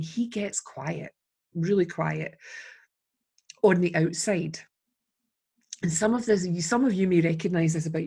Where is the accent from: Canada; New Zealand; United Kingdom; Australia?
United Kingdom; Scotland